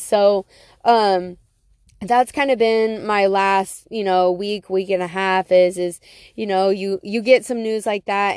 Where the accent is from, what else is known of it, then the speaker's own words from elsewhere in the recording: Beloit, Wisconsin, United States; Beloit, where my hometown is.